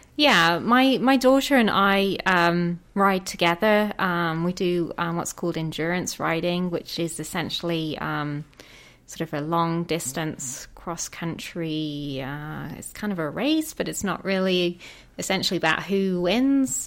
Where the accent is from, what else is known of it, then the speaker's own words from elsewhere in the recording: England, United Kingdom; moved away as an adult; I'm from England